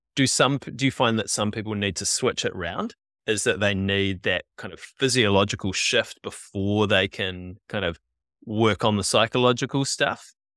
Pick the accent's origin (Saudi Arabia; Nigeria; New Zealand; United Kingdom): New Zealand; we're kids who grew up in the, in the eighties and nineties here in New Zealand